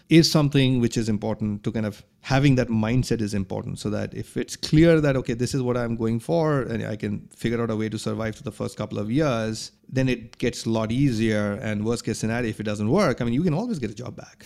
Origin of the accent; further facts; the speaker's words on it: India; moved away as an adult; also born or lived in New York; now in Philadelphia, United States; I grew up in India